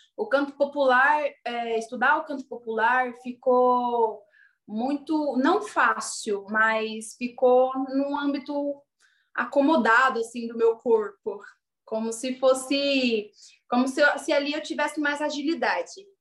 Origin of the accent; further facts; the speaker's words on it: Diadema, São Paulo, Brazil; moved away as an adult; also born or lived in Butantã, São Paulo; now in São Paulo, Brazil; fui nascida e criada em Diadema